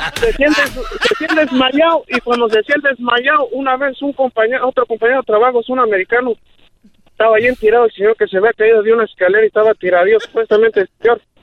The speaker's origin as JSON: {"language": "Spanish", "town": "Paracho", "region": "Michoacán", "country": "Mexico", "moved": "yes", "lives_now": "Morganton, United States", "said": "somos de allá de mero, de Paracho, Michoacán"}